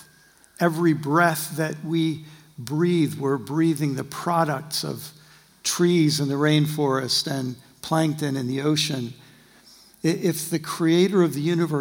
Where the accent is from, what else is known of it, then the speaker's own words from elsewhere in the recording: United States; by my accent, you'll know I'm from the far western colonies that went through a Brexit about in the 18th century